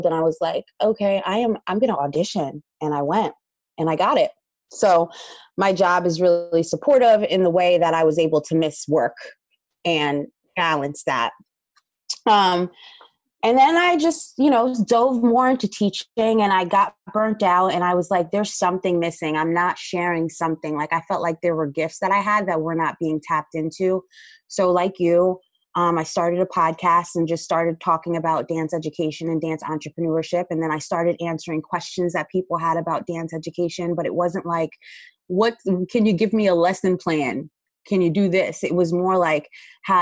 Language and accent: English; Paterson, New Jersey, United States; I'm from New Jersey, and I grew up in an inner city of Patterson